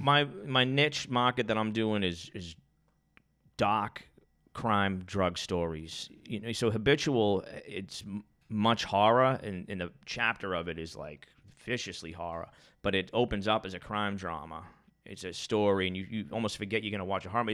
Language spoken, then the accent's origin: English; Boston, Massachusetts, United States; I grew up in Charlestown and it was like chaos in my life. I grew up on the projects